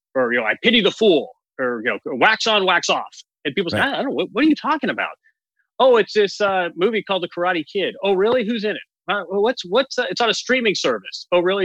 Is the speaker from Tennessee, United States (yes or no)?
no; Bloomington, Indiana, United States; born or raised there